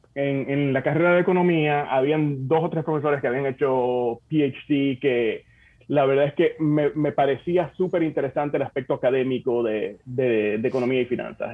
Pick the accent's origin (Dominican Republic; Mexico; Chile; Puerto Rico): Dominican Republic; Santo Domingo; moved away as an adult; also born or lived in Bonao; now in United States; yo nací en Santo Domingo.